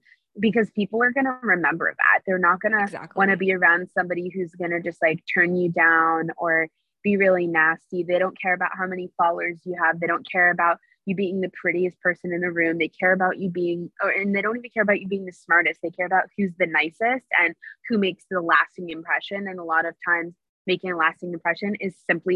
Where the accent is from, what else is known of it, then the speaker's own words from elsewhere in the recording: New York City, New York, United States; moved away; I'm born and raised in New York City